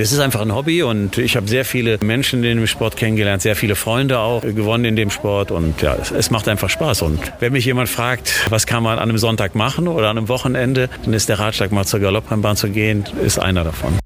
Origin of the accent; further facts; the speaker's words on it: Düsseldorf, North Rhine-Westphalia, Germany; moved away as an adult; also born or lived in Bremen; weil es eben meine Heimatstadt ist